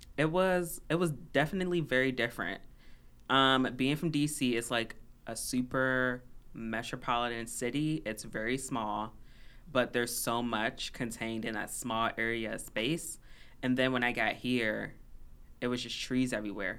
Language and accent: English; Washington, District of Columbia, United States; moved away as an adult; now in Minnesota, United States; I'm originally from D C, Chocolate City